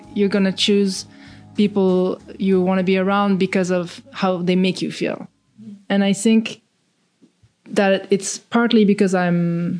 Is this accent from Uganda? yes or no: no; Romandy, Switzerland; accent: French; English is a second language; moved away as an adult; also born or lived in Zurich / Thailand; now in New York, United States; 1 year old, we moved to Thailand. I lived there for 5 years. So I came back to Switzerland when I was about six. Went to school there, went to high school there.